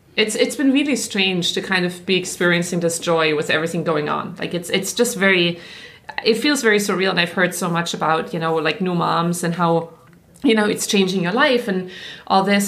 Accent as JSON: {"language": "English", "area": "Black Forest", "region": "Baden-Württemberg", "country": "Germany", "tie": "born or raised there", "accent": "German", "second_language": "English", "moved": "as an adult", "lives_now": "United States", "said": "I grew up in Germany, which was like the picture book, right? I grew up in the Black Forest"}